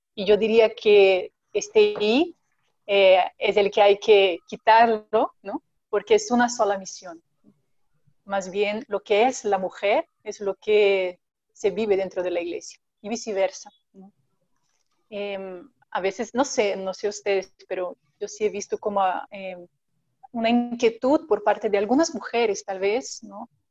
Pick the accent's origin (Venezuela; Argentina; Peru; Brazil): Brazil; now in Mexico; soy, brasileña